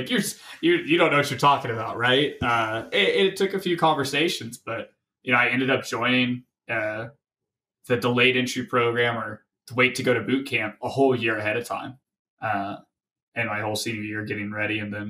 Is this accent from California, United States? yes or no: no; Tennessee, United States; So I'm originally from Tennessee, way out east towards the Appalachian Mountains.